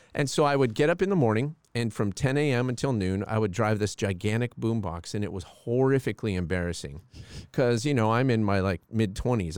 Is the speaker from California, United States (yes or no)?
yes; Palm Springs, California, United States; We grew up in Palm Springs, California